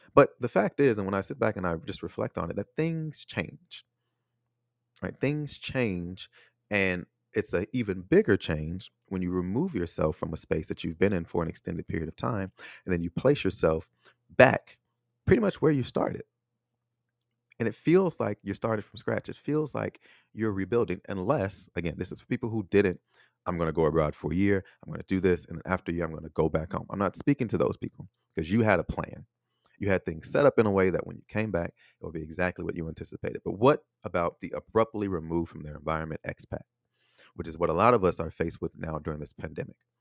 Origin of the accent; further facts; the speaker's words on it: United States; moved away as an adult; also born or lived in Taiwan; now in Chicago, United States; my hometown, my home country